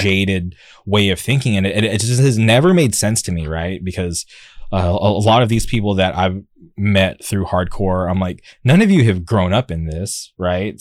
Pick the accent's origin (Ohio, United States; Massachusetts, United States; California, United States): California, United States; Palm Springs; I grew up in the Palm Springs area